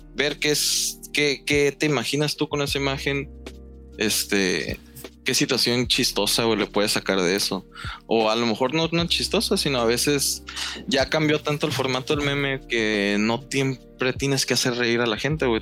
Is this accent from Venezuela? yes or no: no; northern Mexico, Mexico; yo soy de acá del norte